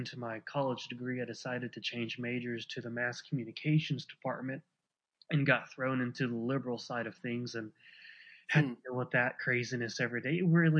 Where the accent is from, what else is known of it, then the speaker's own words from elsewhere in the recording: Ada, Oklahoma, United States; I was born and raised in Ada, Oklahoma. It's a small town of about probably 18,000 people, but it's also a college town. So 9 months out of the year, we've probably got closer to 23,000 people here.